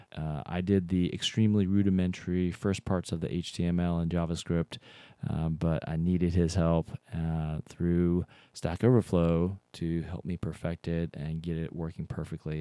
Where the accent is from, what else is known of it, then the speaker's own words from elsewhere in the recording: North Carolina, United States; now in Seattle, United States; I grew up in North Carolina